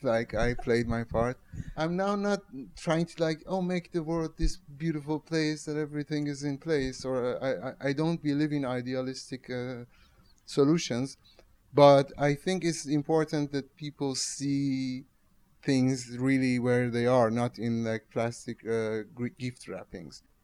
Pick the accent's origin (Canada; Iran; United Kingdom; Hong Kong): Iran; Tehran, Tehran Province; now in Rotterdam, Netherlands; I'm from Tehran.